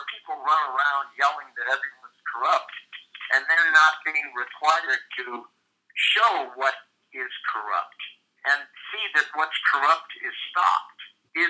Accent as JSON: {"language": "English", "region": "Midwest", "country": "United States", "said": "I'm from the Midwest"}